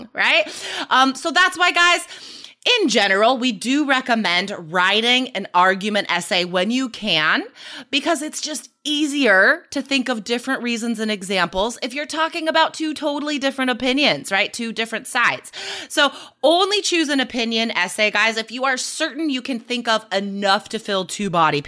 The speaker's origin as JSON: {"language": "English", "region": "Nevada", "country": "United States", "tie": "born or raised there", "said": "I was growing up in Nevada"}